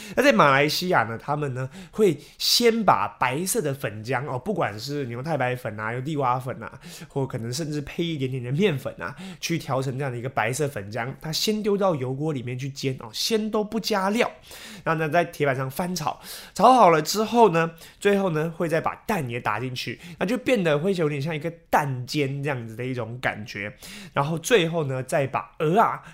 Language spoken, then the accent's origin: Chinese; Taiwan; 我们台湾的必吃小吃之一